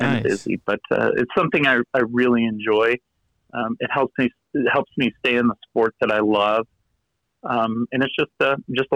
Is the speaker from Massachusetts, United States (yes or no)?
no; Southern California, United States; now in Utah, United States; I'm originally from Southern California